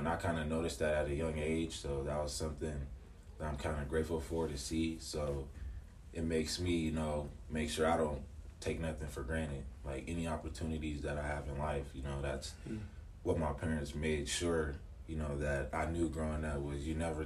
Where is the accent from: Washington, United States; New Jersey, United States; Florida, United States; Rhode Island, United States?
Washington, United States; Seattle; born and raised in Seattle, Washington